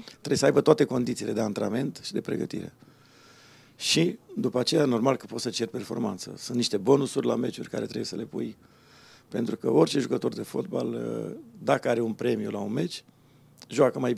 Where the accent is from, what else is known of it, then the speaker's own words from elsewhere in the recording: Bucharest, Romania; born there; București, da.